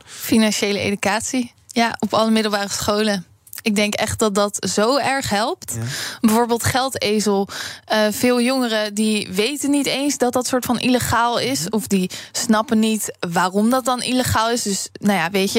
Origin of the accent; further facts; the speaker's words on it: Netherlands; wij als Nederlanders